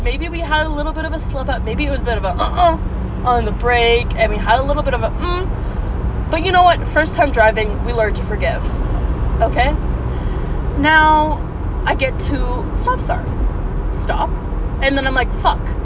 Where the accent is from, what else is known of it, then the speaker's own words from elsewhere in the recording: Peterborough, Ontario, Canada; my first experience driving in my hometown was on the busiest street we could possibly have in my hometown. It wasn't super busy, but for those of you who live in Peterborough, I was on Lansdowne Street